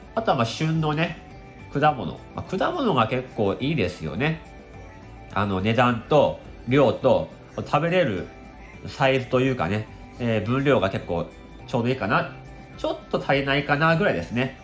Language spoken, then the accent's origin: Japanese; Akita, Japan; moved away; うち地元が秋田なんで